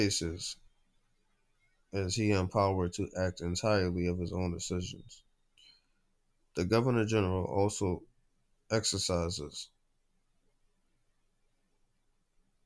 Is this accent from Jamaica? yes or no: yes; Jamaica; being a Jamaican